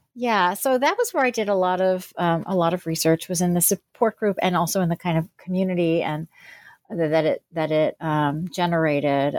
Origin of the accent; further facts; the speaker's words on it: New Jersey, United States; also born or lived in Pennsylvania; I was born in New Jersey and grew up there and in Pennsylvania